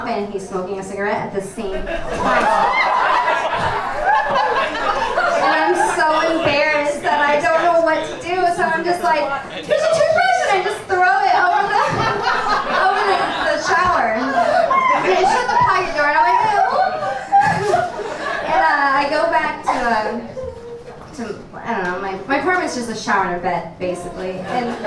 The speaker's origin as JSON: {"language": "English", "region": "Nebraska", "country": "United States", "moved": "yes", "said": "I'm from Nebraska"}